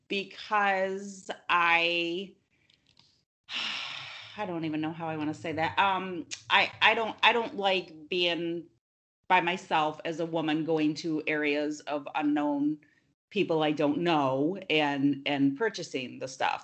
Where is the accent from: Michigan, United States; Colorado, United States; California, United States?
Michigan, United States; Linden; I grew up in Linden.